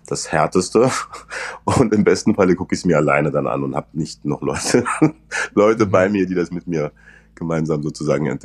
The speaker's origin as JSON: {"language": "German", "region": "Saarland", "country": "Germany", "accent": "Saarland dialect", "said": "Also was ich auf jeden Fall lernen musste, ich musste meinen saarländischen Dialekt rauskriegen. Es hätte so eine leichte Färbung."}